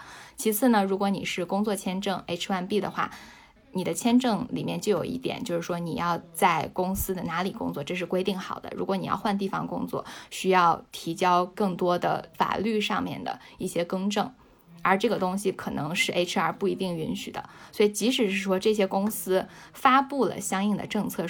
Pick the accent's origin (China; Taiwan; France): China; 绝对是跟我们中国人不出门是有非常大的影响的